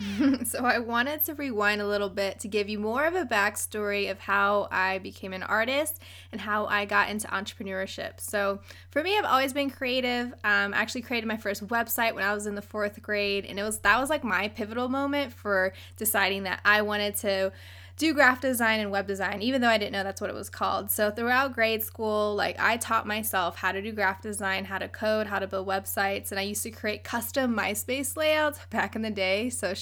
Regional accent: Virginia Beach, Virginia, United States; also born or lived in Philippines; now in San Diego, United States; Virginia Beach, Virginia. 757. What up?

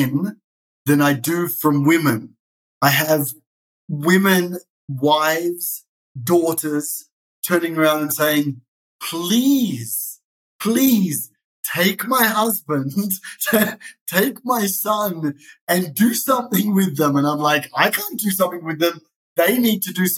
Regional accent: Sydney, New South Wales, Australia; now in Israel; I was born in Sydney, Australia. That's where the funny accent comes

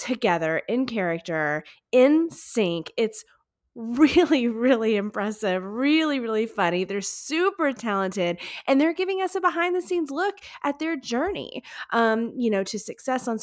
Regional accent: Houston, Texas, United States; right here in my hometown of Houston, Texas

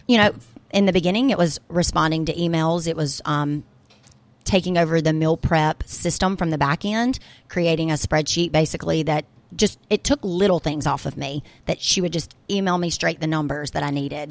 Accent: Brookhaven, Mississippi, United States; moved away; I'm actually gonna go back to my hometown once a week and bring the little food truck and do events for my actual hometown people in Brookhaven, Mississippi

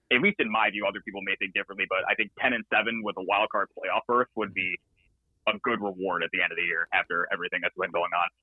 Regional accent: New York, United States; I'm from New York

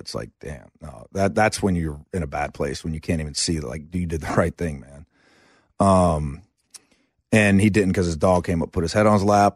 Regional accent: Asheville, North Carolina, United States; also born or lived in Chapel Hill, North Carolina

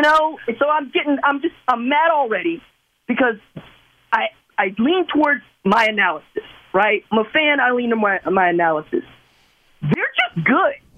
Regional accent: Tulsa, Oklahoma, United States; I'm from Tulsa, I'm from Oklahoma

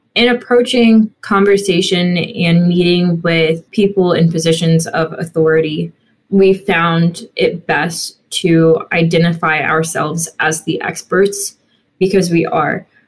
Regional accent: Bexley, Ohio, United States; growing up in Bexley

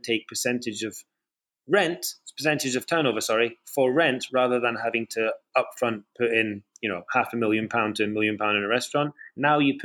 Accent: Scotland, United Kingdom; now in London, United Kingdom; in Scotland. You know, it's my home country.

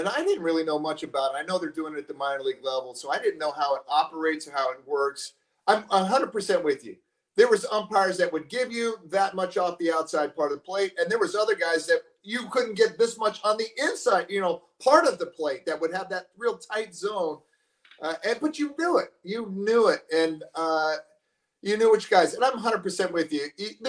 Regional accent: San Diego, California, United States; born there; I was born in San Diego, so San Diego is always near and dear to my heart.

